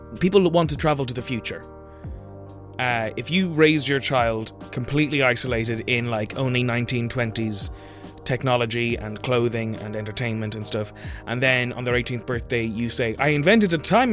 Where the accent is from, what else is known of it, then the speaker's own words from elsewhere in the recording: Ireland; I'm Irish